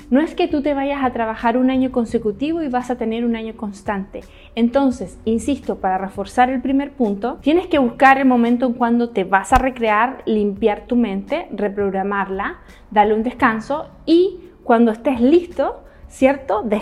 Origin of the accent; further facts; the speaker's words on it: China; also born or lived in Hong Kong; todo lo que yo crecí en China y en Hong Kong, me absorbí todo el conocimiento